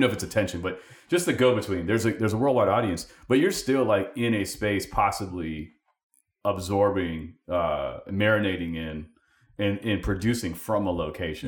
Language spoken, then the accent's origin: English; California, United States; moved away as an adult; we're from Cali